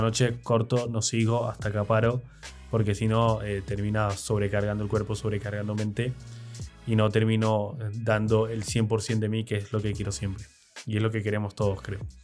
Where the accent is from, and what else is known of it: Argentina